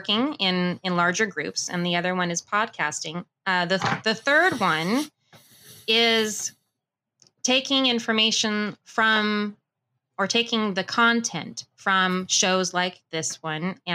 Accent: Burbank, California, United States; also born or lived in Las Vegas / Idaho; I was born and raised in Burbank

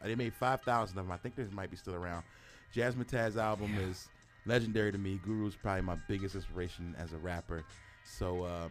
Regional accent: East Coast, United States; moved away; me growing up on the East Coast

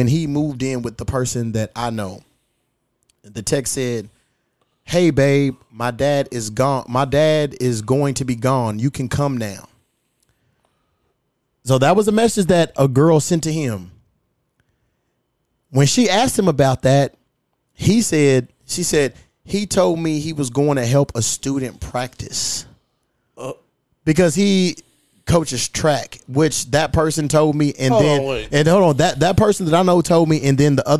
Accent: Louisville, Kentucky, United States; my hometown

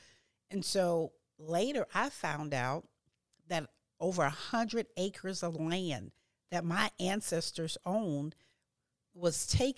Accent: Louisiana, United States; I'm from Louisiana, and my grandfather and all his brothers had hundreds and hundreds of acres of land

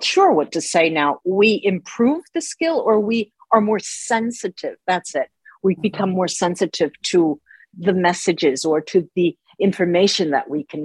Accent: United States; moved away as an adult; also born or lived in Tuscany, Italy; now in Rome, Italy; both of my parents are Italian, but I grew up in the United States. So half of my life was in the United States

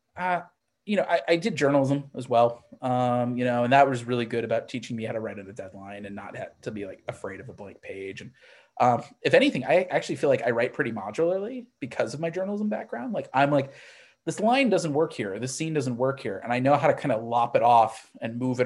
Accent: Missouri, United States; I grew up in Missouri

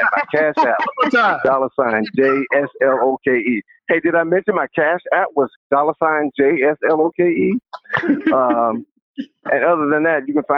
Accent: Atlanta, Georgia, United States; I'm from Atlanta

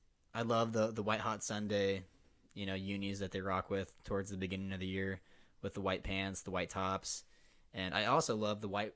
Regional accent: Nebraska, United States; We're born and raised in Nebraska, so Nebraska and Iowa do have a little bit

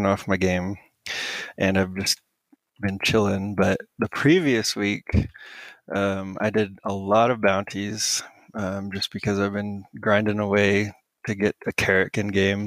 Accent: Austin, Texas, United States; moved away; I'm from there. I'm from Austin.

